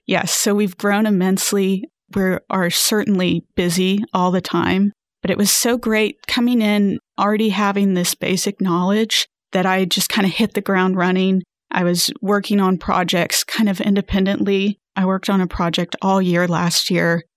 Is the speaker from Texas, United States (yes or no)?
yes; Houston, Texas, United States; also born or lived in San Antonio; I grew up in the Houston area.